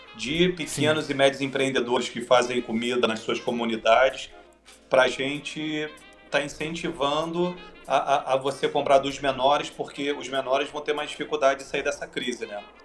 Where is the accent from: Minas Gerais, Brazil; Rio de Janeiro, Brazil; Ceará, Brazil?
Rio de Janeiro, Brazil; Eu sou do Rio.